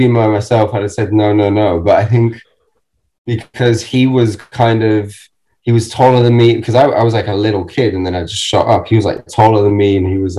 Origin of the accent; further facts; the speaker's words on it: Germany; moved away; I grew up in Germany